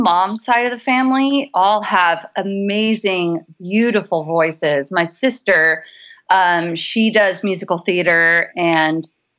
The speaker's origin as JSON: {"language": "English", "region": "California", "country": "United States", "tie": "born or raised there", "said": "I grew up while he was stationed in the Marines, I grew up mostly in Southern California."}